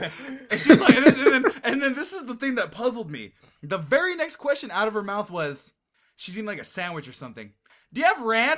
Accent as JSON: {"language": "English", "town": "Oakland", "region": "California", "country": "United States", "said": "I'm from the Bay Area and from Fruitvale Station"}